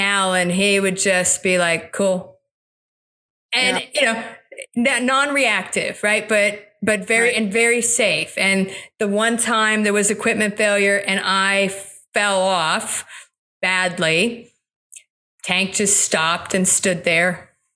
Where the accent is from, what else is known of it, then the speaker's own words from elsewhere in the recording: South Florida, United States; I grew up in South Florida.